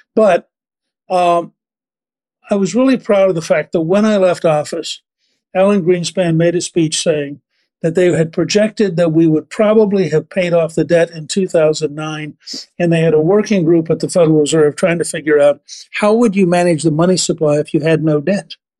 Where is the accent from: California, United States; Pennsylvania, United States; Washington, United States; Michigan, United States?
Pennsylvania, United States; Harrisburg; We were living in Pennsylvania. I was born in Harrisburg